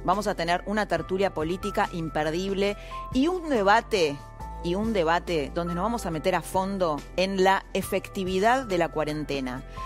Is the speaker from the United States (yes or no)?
no; Argentina